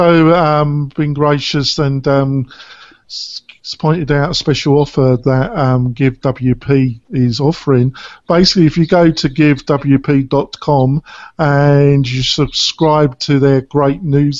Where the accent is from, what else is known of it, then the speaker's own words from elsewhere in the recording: England, United Kingdom; moved away; I am a hybrid now, but I was brought up in England